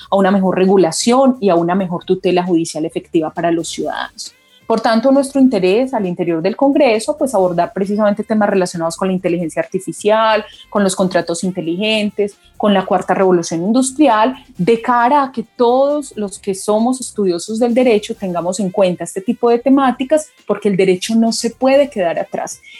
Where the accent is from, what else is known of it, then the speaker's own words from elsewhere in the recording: Colombia; nosotros como colombianos y como latinoamericanos debemos sentirnos orgullosos de que contamos con un centro